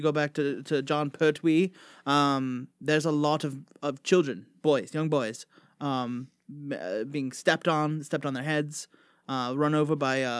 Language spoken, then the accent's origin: English; London, United Kingdom; I'm not South African. I'm from no, London.